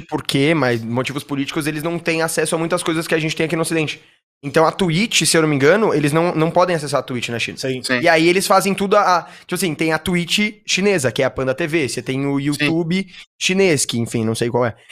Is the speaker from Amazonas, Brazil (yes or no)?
no; São Paulo, Brazil; eu sou nascido e, e morei a minha vida inteira em São Paulo